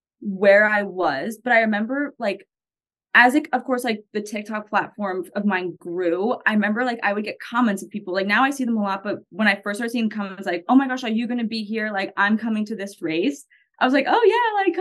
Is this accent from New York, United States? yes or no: yes; Long Island, New York, United States; accent: Long Island Italian; also born or lived in Naples, Florida / Miami, Florida; now in Indiana, United States; I'm not even from Jersey, but the New York, like specifically Long Island, how everyone like makes fun of my accent. Long Island Italian, like I'm not even Italian at all, but my entire town was.